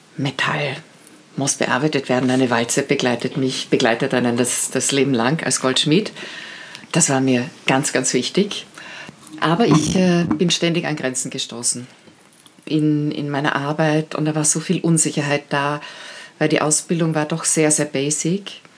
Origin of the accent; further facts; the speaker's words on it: Carinthia, Austria; Ich bin, ich bin Kärntnerin